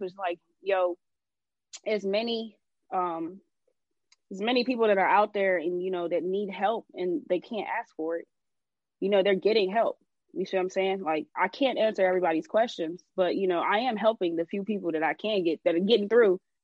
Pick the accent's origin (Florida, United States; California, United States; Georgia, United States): Georgia, United States; Atlanta; I'm from Atlanta.